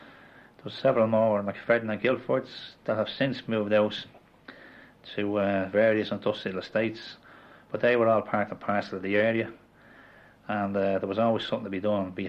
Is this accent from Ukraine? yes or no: no; Dublin, Leinster, Ireland; I was born in Sheriff Street, a little less avenue off Sheriff Street, called Saint Lagans Street, actually.